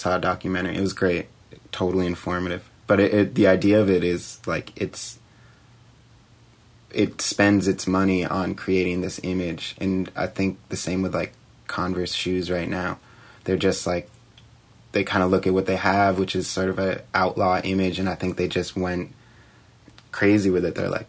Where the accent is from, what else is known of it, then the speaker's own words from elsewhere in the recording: Brunswick, Maine, United States; Brunswick, Maine.